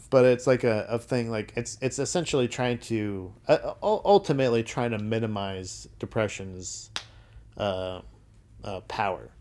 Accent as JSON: {"language": "English", "region": "Florida", "country": "United States", "tie": "born or raised there", "said": "growing up in Florida"}